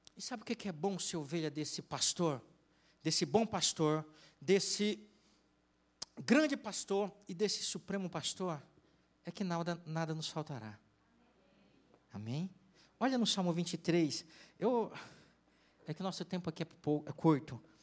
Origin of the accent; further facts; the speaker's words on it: Tocantins, Brazil; moved away; eu sou do interior, eu sou do Tocantins